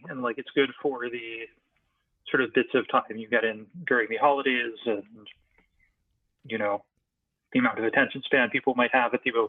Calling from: Montreal, Quebec, Canada; All right. So … I am calling in from Montreal up in Canada.

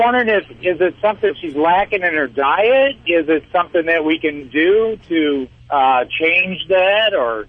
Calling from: Tennessee, United States; I'm in Tennessee at the moment right now, so if I do lose you, I do apologize. I'm up in the mountains.

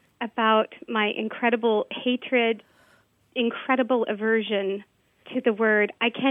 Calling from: Indianapolis, Indiana, United States; I'm calling from Indianapolis.

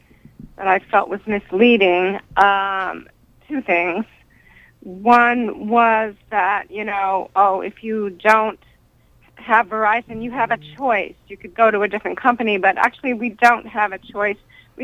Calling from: New York, United States; calling from New York.

